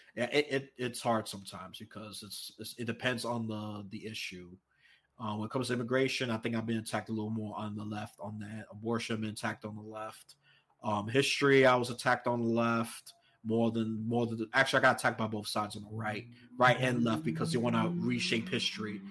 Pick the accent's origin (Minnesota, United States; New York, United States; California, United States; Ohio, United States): New York, United States; New York City; I was raised in New York City.